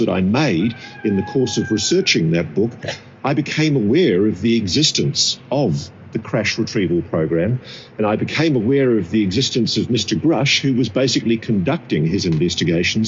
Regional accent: Australia; I'm an Australian

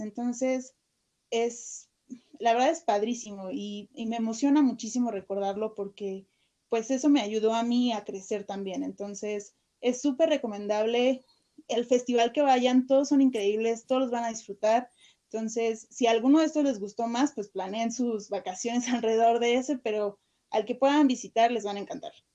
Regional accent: Mexico; nosotros como mexicanos

